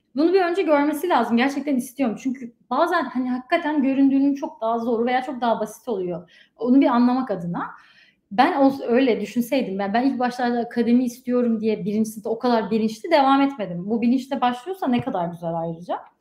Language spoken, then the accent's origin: Turkish; Afyonkarahisar, Turkey; moved away as an adult; also born or lived in Izmir, Turkey; now in United States; ben Afyonluyum aslen